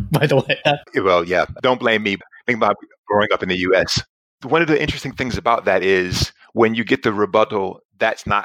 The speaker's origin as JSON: {"language": "English", "town": "Charlotte", "region": "North Carolina", "country": "United States", "tie": "born or raised there", "said": "Look, I grew up in Charlotte, North Carolina, and I was a shy kid growing up, super skinny, never really got into trouble"}